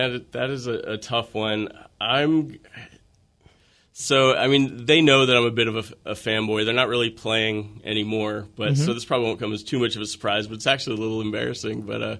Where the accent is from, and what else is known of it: Reston, Virginia, United States; born or raised there; moved away